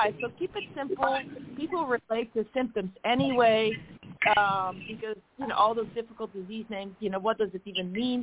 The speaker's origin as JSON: {"language": "English", "country": "Netherlands", "moved": "yes", "said": "I'm from the Netherlands. And just like in Liechtenstein, we celebrate 2 days of Christmas there"}